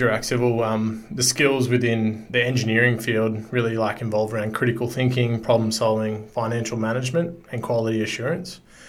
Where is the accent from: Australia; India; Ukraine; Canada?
Australia; Sunshine Coast, Queensland; moved away as an adult; also born or lived in Roma, Queensland (family origin); now in Gold Coast, Australia; My family's originally from Roma, which is the Mandandanji people. I grew up on the Sunshine Coast, did a little bit of work out west, and then I've moved to the Gold Coast about 4 or 5 years ago.